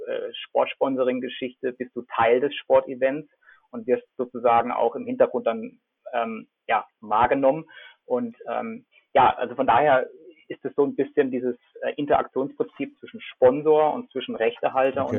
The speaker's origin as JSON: {"language": "German", "town": "Freiburg", "region": "Baden-Württemberg", "country": "Germany", "tie": "born or raised there", "moved": "as an adult", "said": "ich bin aufgewachsen in Freiburg"}